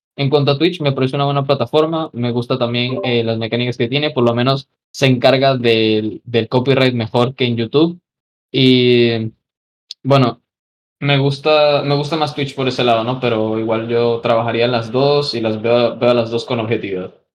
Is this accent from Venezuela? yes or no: yes; Venezuela; moved away; yo tenía un montón de amigos en, pues, en, allá en Venezuela durante esos, eh, esas épocas